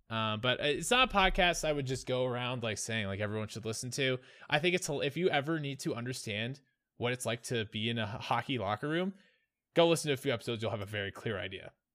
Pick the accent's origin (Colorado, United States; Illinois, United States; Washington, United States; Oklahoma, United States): Colorado, United States; growing up in Colorado